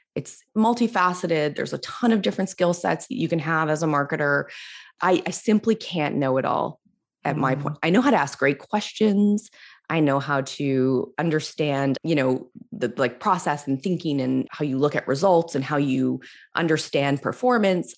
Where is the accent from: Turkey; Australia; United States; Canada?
Canada; I'm Canadian